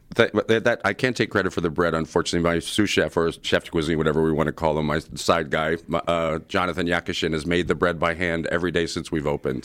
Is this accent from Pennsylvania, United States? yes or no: yes; Philadelphia, Pennsylvania, United States; moved away; growing up in Southwest Philly